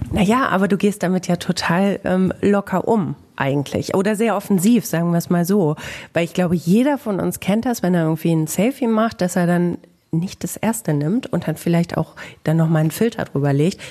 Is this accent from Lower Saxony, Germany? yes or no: no; Bielefeld, North Rhine-Westphalia, Germany